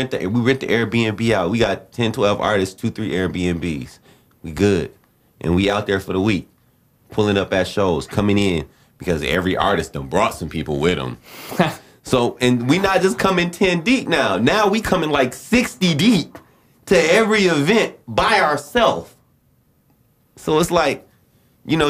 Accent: Flint, Michigan, United States; I was born in Flint and we did not have a great financial structure.

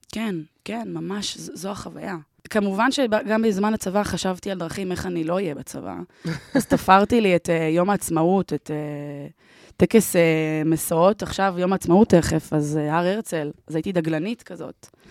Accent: Ramat Gan, Tel Aviv District, Israel; אני גדלתי ונולדתי ברמת גן

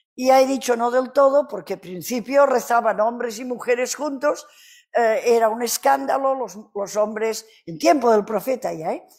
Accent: Catalonia, Spain; Spanish is a second language; Soy catalana

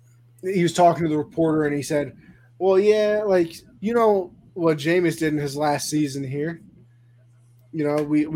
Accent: New York, United States; I'm the New Yorker

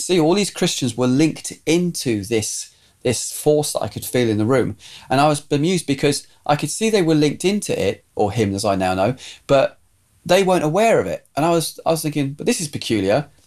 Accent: southern England, United Kingdom; also born or lived in Scotland; we moved from Scotland we moved down to southern England and I went to school and then eventually by probably about this time I was now at senior school

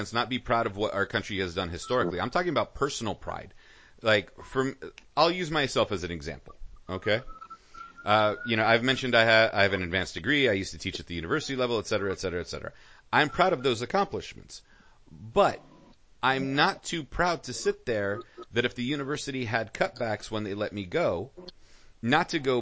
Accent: United States; I am an American. I was born here

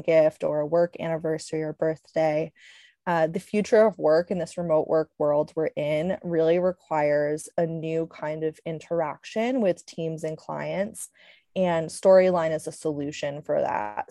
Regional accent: Connecticut, United States; moved away as an adult; also born or lived in Switzerland / Alaska; I grew up in Connecticut

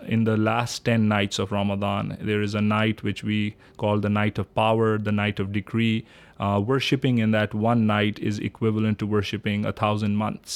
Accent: Pakistan; now in East Lansing, United States; I am from Pakistan originally, born and raised there

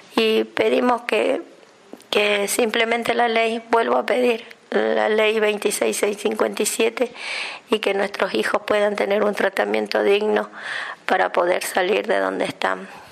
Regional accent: Argentina; nosotros los argentinos

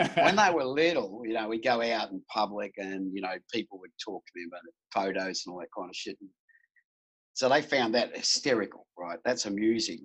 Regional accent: Melbourne, Victoria, Australia; I grew up in Melbourne in a place called Pasco Vale

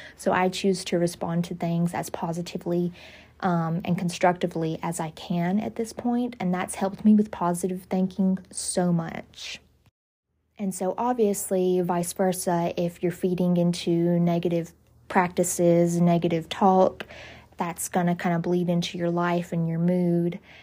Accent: the South, United States; I grew up in the South

